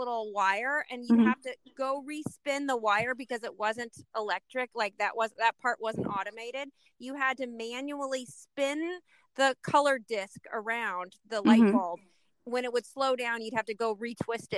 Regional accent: California, United States; we were raised in California

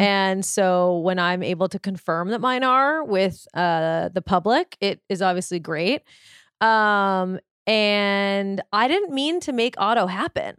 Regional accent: Malibu, California, United States; I grew up in Malibu

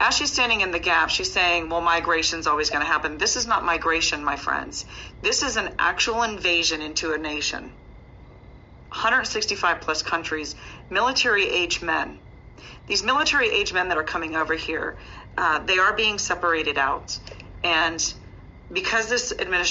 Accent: United States; as an American citizen who loves my nation and loves my country

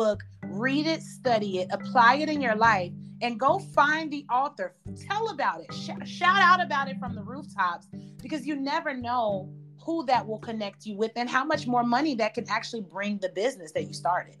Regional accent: Chicago, Illinois, United States; I'm from Chicago, Illinois

